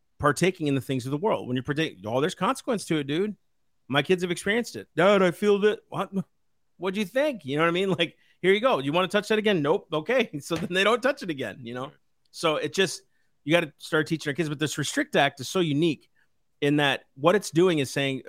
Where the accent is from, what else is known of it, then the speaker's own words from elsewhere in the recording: United States; I'm an American.